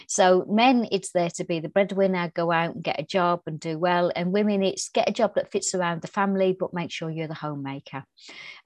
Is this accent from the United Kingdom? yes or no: yes; Birmingham, West Midlands, United Kingdom; I was brought up in Birmingham in England.